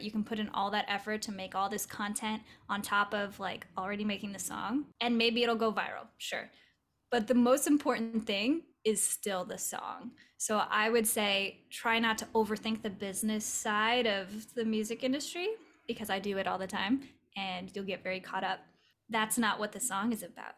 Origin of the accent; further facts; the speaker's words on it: Southern California, United States; now in Los Angeles, United States; I grew up in Southern California in the more desert inland part.